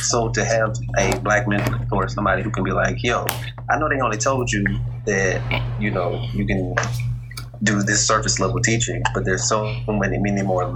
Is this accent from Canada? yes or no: no; Greenwood, South Carolina, United States; now in Columbia, United States; I'm from the country. I'm from Greenwood, South Carolina